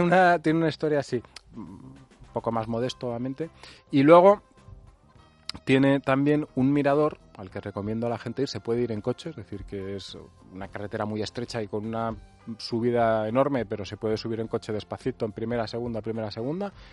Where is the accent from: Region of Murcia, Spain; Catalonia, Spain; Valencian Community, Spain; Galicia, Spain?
Valencian Community, Spain; north of Alicante province; bastante cerca de, de, mi pueblo, está a unos kilómetros, no sé, habrá media hora de coche